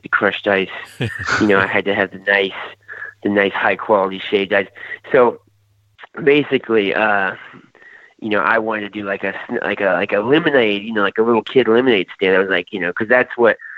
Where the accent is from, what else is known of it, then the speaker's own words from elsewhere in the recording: Aiken, South Carolina, United States; I'm from Aiken, South Carolina